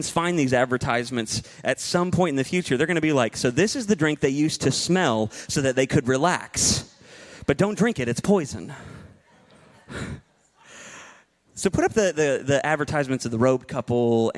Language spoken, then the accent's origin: English; United States; I'm an American